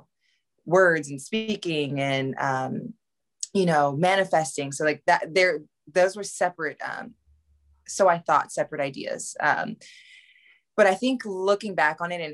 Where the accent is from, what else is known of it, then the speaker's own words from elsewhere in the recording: Texas, United States; moved away as an adult; now in Los Angeles, United States; I'm actually a military baby. So I was born abroad, but I grew up in Texas primarily.